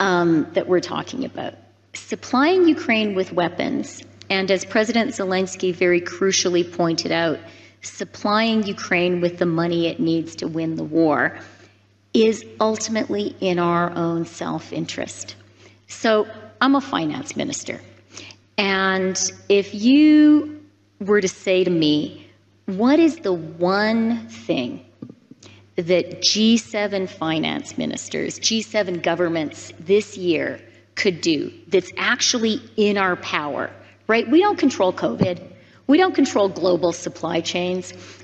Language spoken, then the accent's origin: English; Canada; So, you know, okay, I'm a Canadian politician. It's the law that we have to use a hockey metaphor at least once every day.